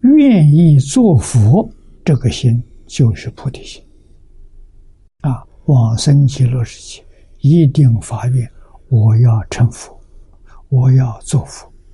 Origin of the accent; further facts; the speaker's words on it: China; 我们中国人